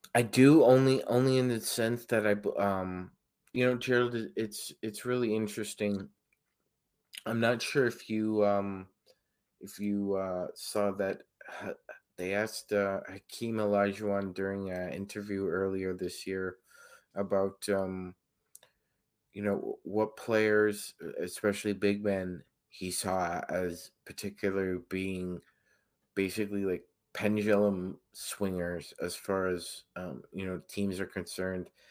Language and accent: English; Toronto, Ontario, Canada; born or raised there